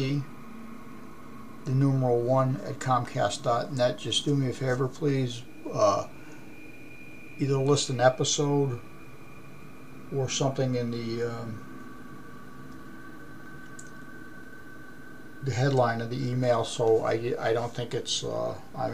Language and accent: English; United States; being American